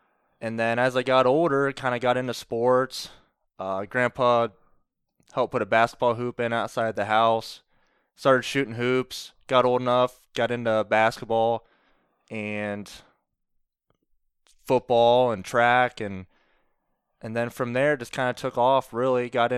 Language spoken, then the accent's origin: English; Doughton, Ohio, United States; So I grew up outside of Doughton, out in the country, Chip and Seal Road.